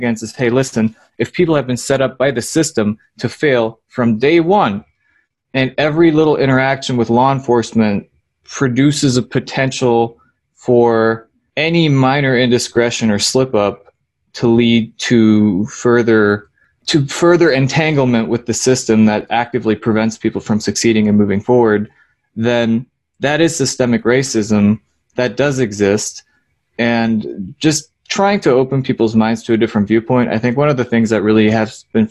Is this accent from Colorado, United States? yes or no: no; Ocala, Florida, United States; I grew up in Ocala, which is a city, but culturally I would say it's more of a rural community